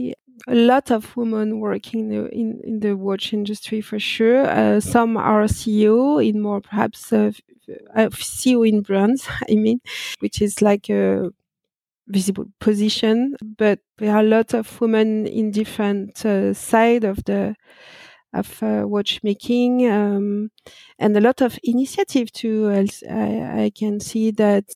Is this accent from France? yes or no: yes; France; accent: French; English is a second language; I born and raised in France, that no doubt with my accent